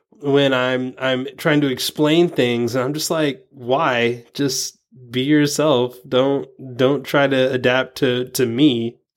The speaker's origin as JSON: {"language": "English", "region": "the South", "country": "United States", "tie": "born or raised there", "said": "growing up in the South, I mean, I'm sure you probably you've had this maybe before. I I was kind of raised out of my accent."}